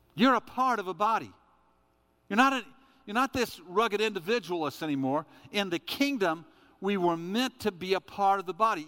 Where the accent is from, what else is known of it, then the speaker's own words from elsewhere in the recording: United States; I'm an American